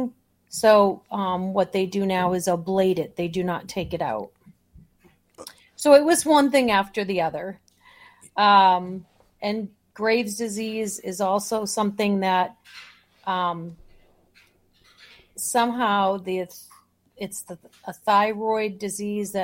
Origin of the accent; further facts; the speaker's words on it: Boston, Massachusetts, United States; also born or lived in Chicagoland, Illinois; now in Chicago, United States; I was born and brought up in Boston